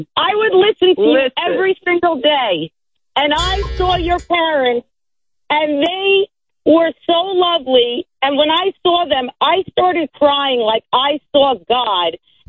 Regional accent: Merrick, New York, United States; And I grew up in Merrick, and I don't know.

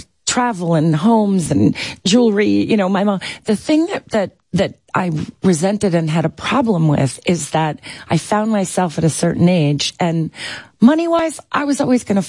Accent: New York, United States; I was from New York. I wasn't an LA hire

